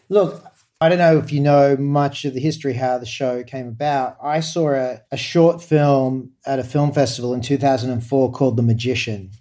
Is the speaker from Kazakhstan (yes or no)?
no; Australia; as an Australian